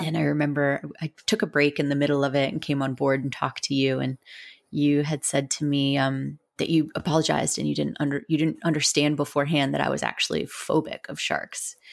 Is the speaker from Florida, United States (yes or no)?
yes; Southern Florida, United States; we're from Southern Florida.